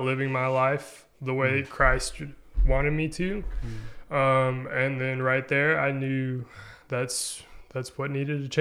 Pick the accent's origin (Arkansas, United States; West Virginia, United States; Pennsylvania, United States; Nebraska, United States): Arkansas, United States; Nashville; moved away as an adult; also born or lived in Magnolia, Arkansas; now in Conway, United States; I grew up in Nashville